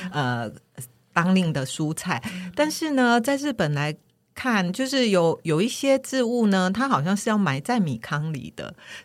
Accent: Taiwan; 我们台湾人

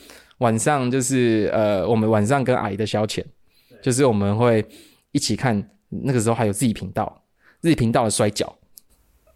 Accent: Kaohsiung, Taiwan; also born or lived in Taipei; 我台北出生好像两个礼拜还两，还是一个月我就被接到高雄

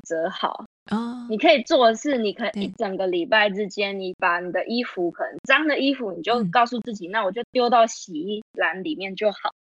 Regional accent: Taiwan; 我们台湾人的优势

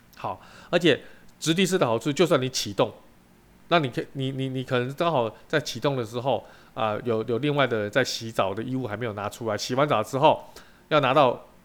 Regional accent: Taiwan; 我们台湾人民

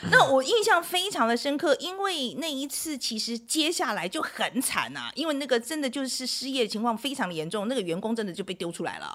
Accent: Taiwan; 毕竟我是台湾人

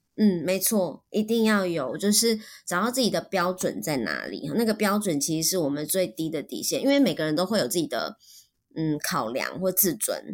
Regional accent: Taiwan; first language Mandarin Chinese; 我们在台湾都是用母语跟，就是用，用中文跟身边的朋友对话

